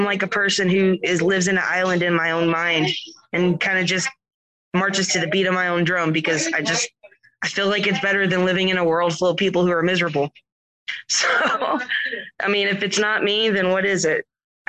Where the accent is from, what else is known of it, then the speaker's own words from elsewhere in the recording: the South, United States; accent: Southern drawl; I was raised in the South.